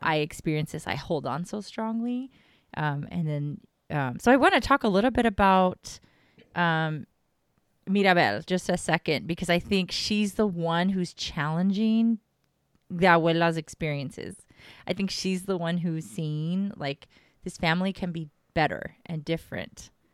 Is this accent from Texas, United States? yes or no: yes; Texas, United States; I'm from Texas, and I've got family in SoCal